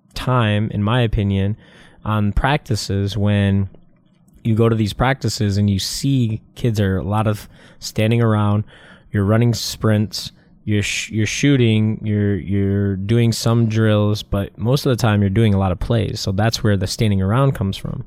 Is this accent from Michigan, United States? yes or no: yes; Michigan, United States; I'm from Michigan